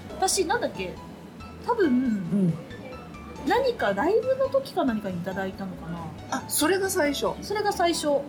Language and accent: Japanese; Chiba, Japan; 私の地元、千葉